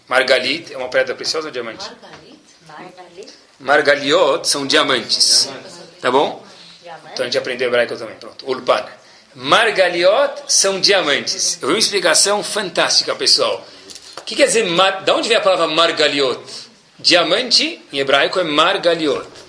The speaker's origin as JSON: {"language": "Portuguese", "country": "Brazil", "moved": "yes", "said": "saí do Brasil"}